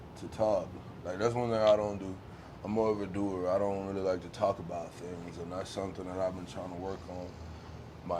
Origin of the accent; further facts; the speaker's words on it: Riviera Beach, Florida, United States; I'm from inside of my town, inside of Palm Beach County, is Riviera Beach, Florida